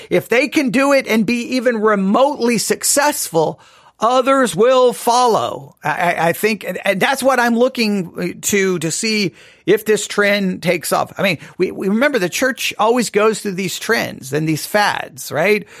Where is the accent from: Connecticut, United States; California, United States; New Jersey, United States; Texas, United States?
Texas, United States; West; moved away; also born or lived in Nebraska; growing up in West Texas